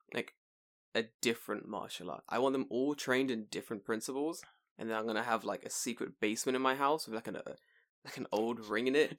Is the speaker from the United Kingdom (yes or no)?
yes; London, United Kingdom; moved away; me growing up in London